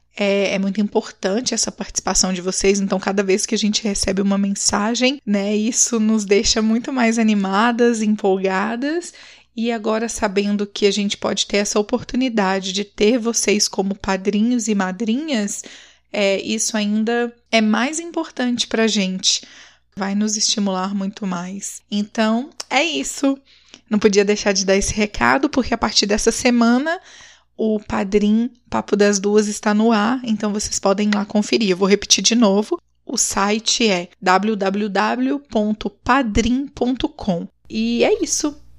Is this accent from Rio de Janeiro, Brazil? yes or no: no; Minas Gerais, Brazil; eu sou mineira